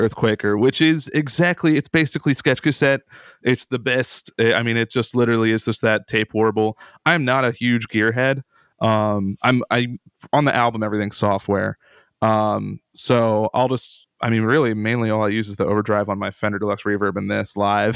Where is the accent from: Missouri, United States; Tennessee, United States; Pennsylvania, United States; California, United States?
Pennsylvania, United States; Central; I'm from Central Pennsylvania.